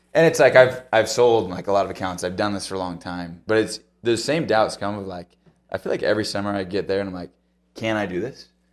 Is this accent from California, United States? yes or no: no; Ohio, United States; I grew up in Ohio, so that's, you know, that's home turf out there.